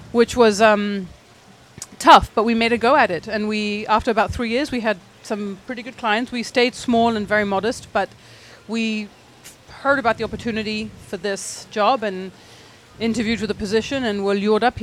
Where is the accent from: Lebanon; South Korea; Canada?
Lebanon; also born or lived in England / Abu Dhabi / Jordan / Saudi Arabia; So we were born in England and we grew up in the Middle East, in Lebanon, in Abu Dhabi, in Jordan, in Saudi Arabia.